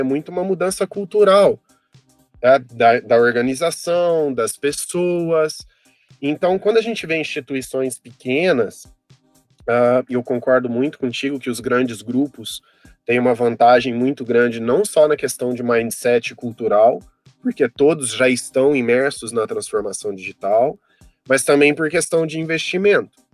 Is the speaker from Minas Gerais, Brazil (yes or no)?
yes; south of Minas Gerais, Brazil; moved away as an adult; also born or lived in Brasília; no sul de Minas, de onde eu sou natural